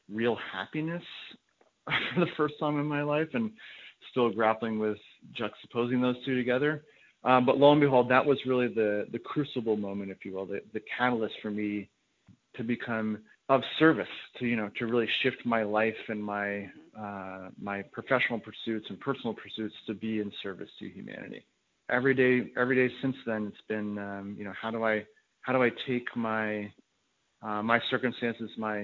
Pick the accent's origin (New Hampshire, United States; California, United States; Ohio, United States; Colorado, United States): New Hampshire, United States; Hanover; also born or lived in Middlebury, Vermont; I was born in Middlebury, Vermont. Uh-huh. And grew up in Hanover, New Hampshire